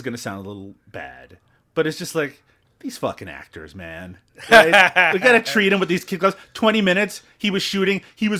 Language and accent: English; Newfoundland and Labrador, Canada; accent: Newfoundland; Maybe I should fall back into my Newfoundland accent and see how people feel about that.